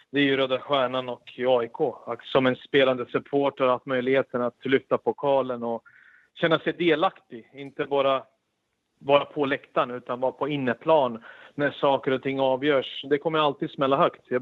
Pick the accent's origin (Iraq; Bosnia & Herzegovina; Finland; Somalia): Bosnia & Herzegovina; Sarajevo, Sarajevo Canton; also born or lived in Belgrade; now in Sweden; sprang runt med en boll på gatorna eftersom jag flyttade ju från Belgrad till Sarajevo. Och det är anledningen varför vi kom hit efter kriget.